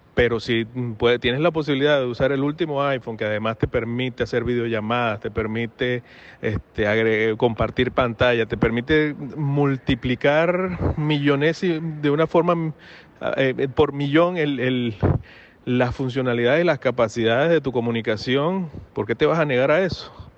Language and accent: Spanish; Venezuela; moved away; yo he sido, como todo venezolano, he sido fanático del béisbol desde, desde muy pequeño